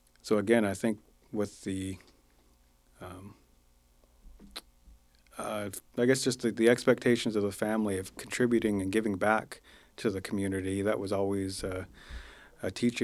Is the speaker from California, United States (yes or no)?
no; Lummi Indian Reservation, Washington, United States; I have a lot of great memories growing up on the reservation